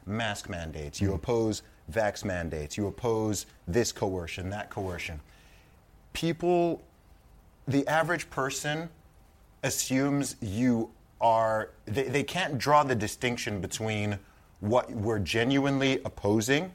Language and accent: English; Saudi Arabia; moved away; I grew up in Saudi Arabia. I grew up in the Middle East